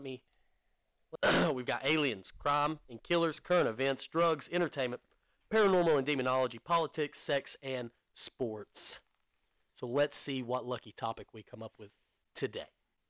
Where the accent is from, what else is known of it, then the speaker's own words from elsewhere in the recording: United States; I'm American.